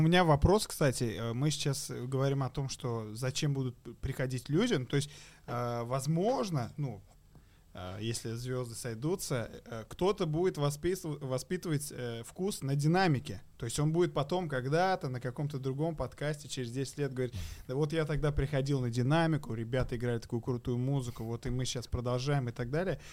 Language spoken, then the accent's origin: Russian; Kazan, Tatarstan, Russia; сам я из Казани этим очень горжусь